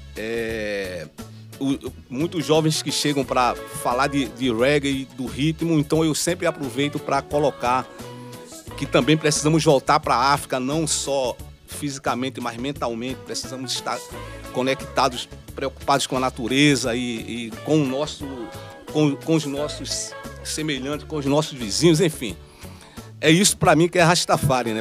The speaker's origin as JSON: {"language": "Portuguese", "town": "Recife", "region": "Pernambuco", "country": "Brazil", "said": "Eu saí da mostardinha, fui pro mundo"}